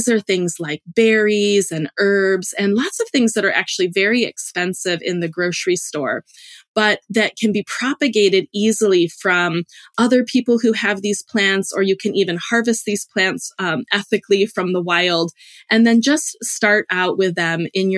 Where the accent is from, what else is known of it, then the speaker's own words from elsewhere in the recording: Illinois, United States; moved away as an adult; also born or lived in Hawaii / Alaska; I grew up in the Illinois cornfields